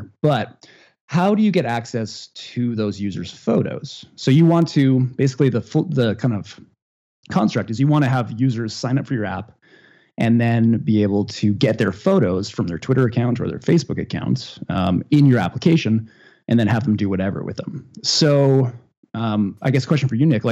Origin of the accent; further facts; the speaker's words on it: Northern Canada, Canada; now in Ottawa, Canada; I grew up in Northern Canada, and I guess that's what you're hearing.